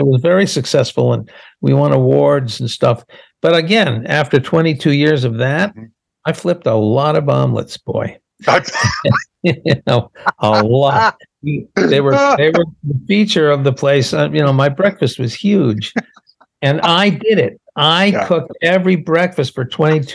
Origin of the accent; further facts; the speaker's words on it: Boston, Massachusetts, United States; moved away; also born or lived in Los Angeles; I'm from Boston and I, you know, I'm a Yankee and we had lived in LA for 23 years